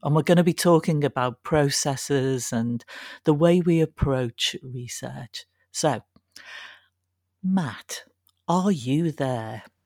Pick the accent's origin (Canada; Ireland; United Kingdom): United Kingdom; Liverpool, North West England; I was brought up in Liverpool.